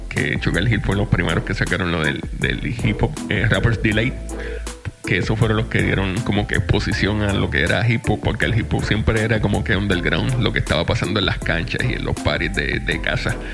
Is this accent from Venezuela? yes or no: no; Puerto Rico; now in Florida, United States; yo estoy en Florida, pero yo yo era de Puerto Rico. Yo soy de Puerto Rico.